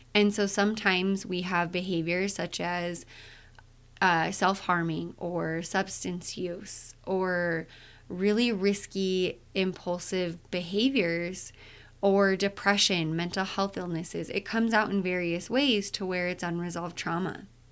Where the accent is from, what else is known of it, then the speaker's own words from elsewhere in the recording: Utah, United States; I'm from Utah.